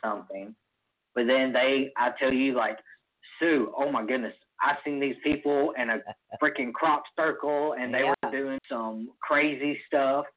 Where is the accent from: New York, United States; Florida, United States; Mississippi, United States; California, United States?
Mississippi, United States; I'm from Mississippi.